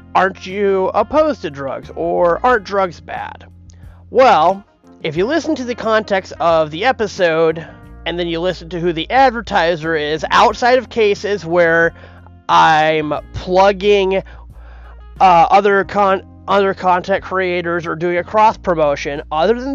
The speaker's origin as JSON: {"language": "English", "town": "Minneapolis", "region": "Minnesota", "country": "United States", "tie": "born or raised there", "moved": "yes", "said": "I grew up in Minneapolis. I lived there for the better part of 20 years."}